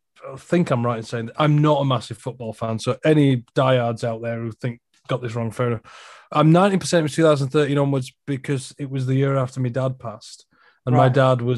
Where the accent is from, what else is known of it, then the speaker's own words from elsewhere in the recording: Huddersfield, Yorkshire and the Humber, United Kingdom; good old Huddersfield Town. Wow. Okay. Which is my hometown. Yeah, where I'm from.